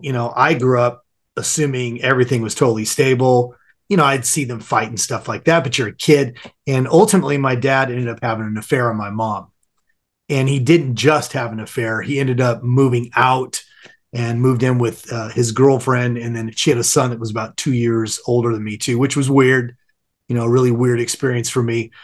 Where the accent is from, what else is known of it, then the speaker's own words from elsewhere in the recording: Southern California, United States; I grew up in Southern California, sunny Southern California